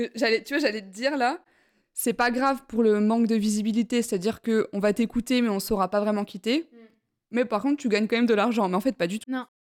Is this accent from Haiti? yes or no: no; Besançon, Bourgogne-Franche-Comté, France; now in Lyon, France; je viens de Besançon, moi, à la base